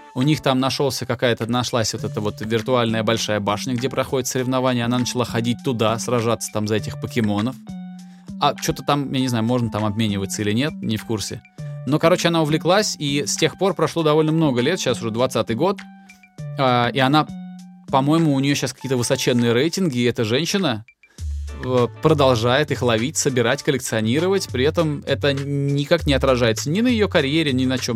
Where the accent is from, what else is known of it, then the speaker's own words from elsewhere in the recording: Volgograd, Volgograd Oblast, Russia; я же с Волги, вот, и сам я жил в Волгограде, но на лето к бабушке меня отправляли через Волгу